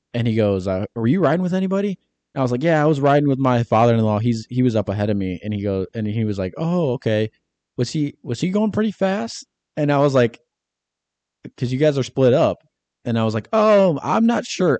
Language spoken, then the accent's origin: English; Michigan, United States; I'm from Michigan